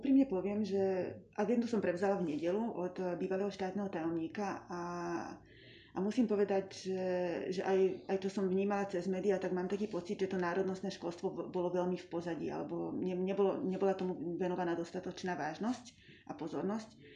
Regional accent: Slovakia; first language Hungarian; Slovak is a second language; som vyrástla v maďarskom prostredí na Slovensku

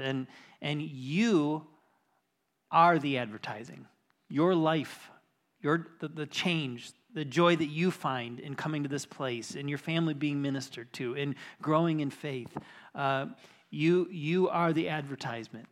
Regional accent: Lake Michigan, Midwest, United States; growing up on Lake Michigan

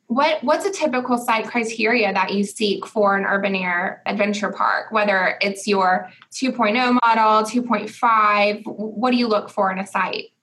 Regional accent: Augusta, Georgia, United States; my hometown of Augusta

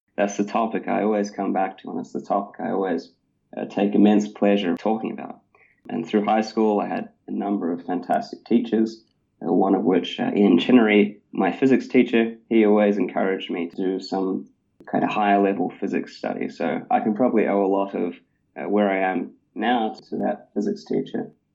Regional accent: Christchurch, Canterbury, New Zealand; I grew up in Christchurch, New Zealand

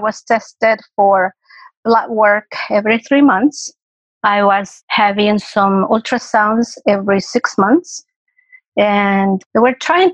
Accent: El Salvador; moved away as an adult; am native from El Salvador, and I came here in 1978.

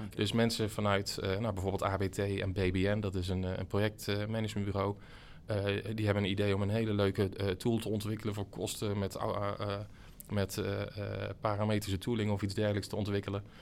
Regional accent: North Brabant, Netherlands; ik zat er wat tussenin als, als Brabander

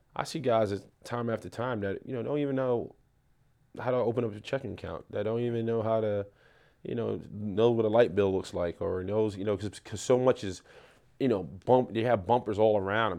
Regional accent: New York City, New York, United States; I grew up in the South Bronx. Uh, I went, I'm from Melrose Projects, one hundred fifty-sixth Street between Morrison and Cortland

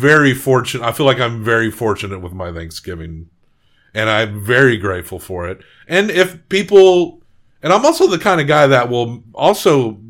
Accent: rural Massachusetts, United States; I grew up in the sticks. My accent's not super thick either.

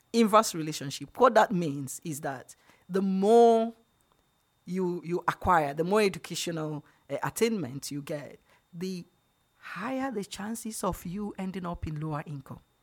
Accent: Nigeria; I'm from Nigeria, so it's unfair to call me Black when I'm African

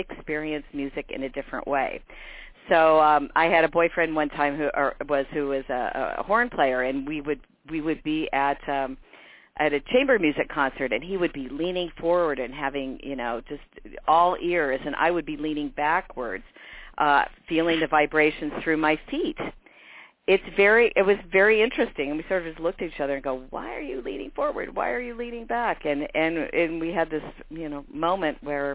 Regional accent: Champaign, Illinois, United States; moved away as an adult; also born or lived in Monticello, Illinois / Hamilton College, New York / Ogden, Utah; I was very fortunate to grow up in a large university town. My parents both went to the University of Illinois and loved it, and they stayed

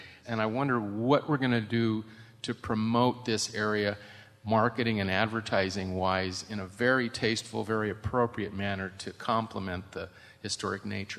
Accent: Los Angeles, California, United States; I was born in Los Angeles in 1943.

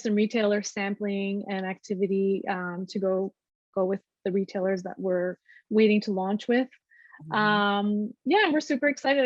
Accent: Canada; we're Canadian

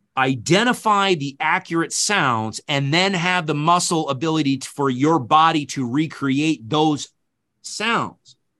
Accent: upstate New York, United States; born or raised there; also born or lived in Kentucky

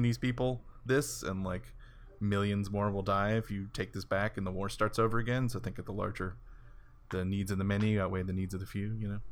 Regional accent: Houston, Texas, United States; moved away; it's my hometown

